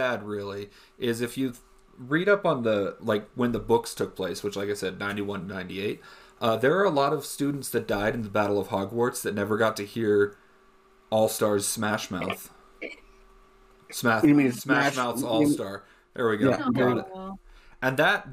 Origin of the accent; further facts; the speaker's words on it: United States; we're American